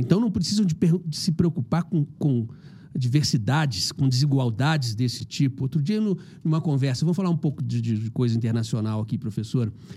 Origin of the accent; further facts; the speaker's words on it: Belo Horizonte, Minas Gerais, Brazil; eu sou de Belo Horizonte